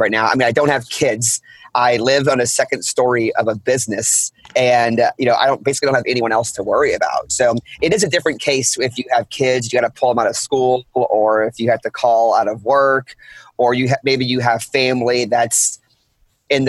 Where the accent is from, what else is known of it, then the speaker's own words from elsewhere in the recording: New Orleans, Louisiana, United States; I'm born and raised in New Orleans. I lived here most of my life